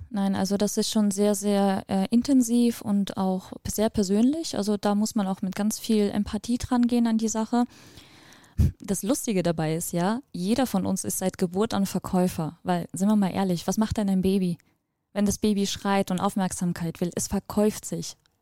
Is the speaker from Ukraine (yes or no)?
yes; Ukraine; moved away; Wir sind aus der Ukraine ursprünglich. Ich bin auch da geboren